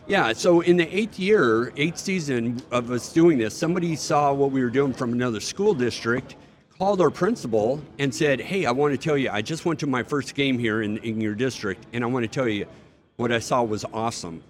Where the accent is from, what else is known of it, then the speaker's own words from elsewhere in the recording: United States; I'm an American. I fought for my country